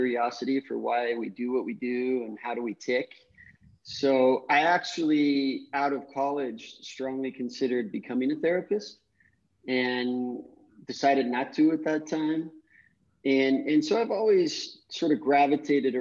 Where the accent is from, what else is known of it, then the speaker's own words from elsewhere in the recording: Salt Lake City, Utah, United States; moved away as an adult; now in Costa Rica; I'm from Salt Lake City, Utah, grew up doing a lot of outdoor activities